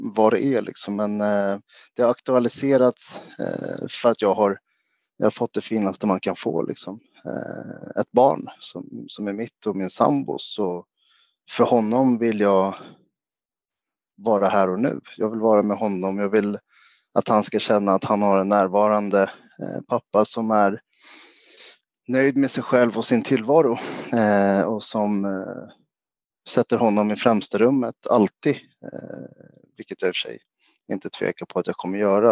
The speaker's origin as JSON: {"language": "Swedish", "country": "Sweden", "said": "jag är svensk-grek, alltså mamma svensk och pappa grek. Pappa flyttade hem till Grekland och Rhodos när jag var fyra"}